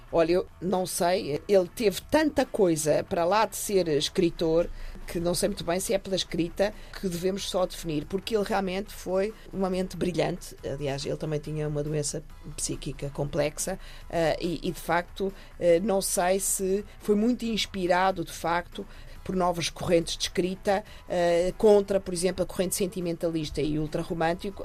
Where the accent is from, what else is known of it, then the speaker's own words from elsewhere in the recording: Portugal; ajudam-nos a construir como portugueses